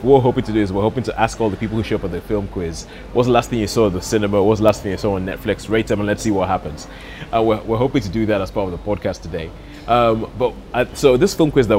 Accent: Nigeria; moved away; growing up in Nigeria

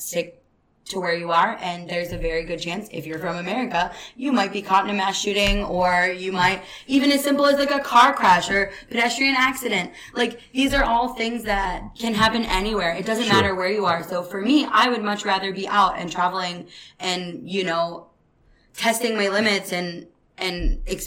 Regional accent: United States; as an American

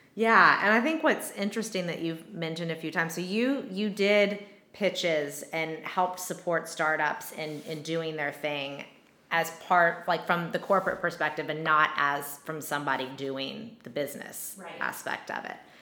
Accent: Texas, United States; moved away; I grew up in Texas

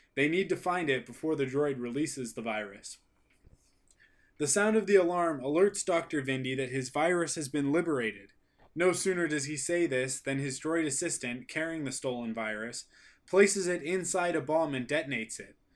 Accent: Canada; I'm a Canadian.

